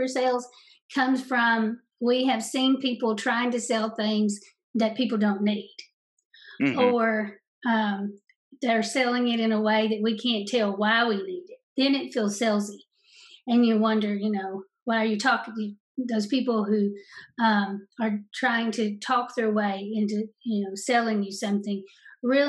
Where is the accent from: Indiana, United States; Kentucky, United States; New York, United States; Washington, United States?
Kentucky, United States; Eastern; I'm from Eastern Kentucky